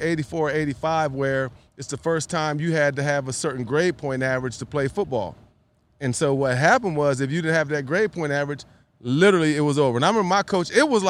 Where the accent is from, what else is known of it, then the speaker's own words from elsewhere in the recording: Atlanta, Georgia, United States; also born or lived in Tennessee; my hometown team.